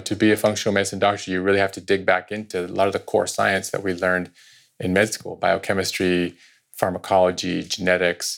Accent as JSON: {"language": "English", "town": "Point Reyes", "region": "California", "country": "United States", "tie": "born or raised there", "also_born_or_lived": "India / San Rafael", "said": "I went to high school here in Santa Rafael. I grew up in Point Reyes. And my upbringing, I also spent 6 years of my childhood in India"}